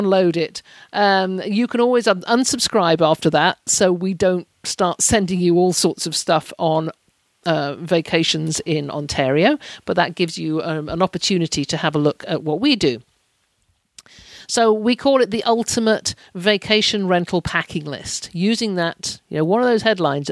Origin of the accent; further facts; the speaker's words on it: United Kingdom; as a Brit traveller